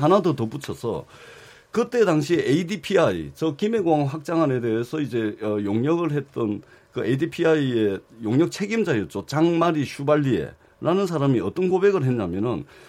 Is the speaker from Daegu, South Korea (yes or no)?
no; Busan, South Korea; 부산 출신